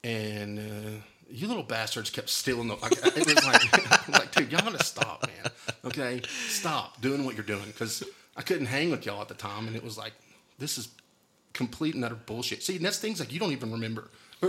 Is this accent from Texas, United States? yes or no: yes; Wolfforth, Texas, United States; we grew up out in Wolferth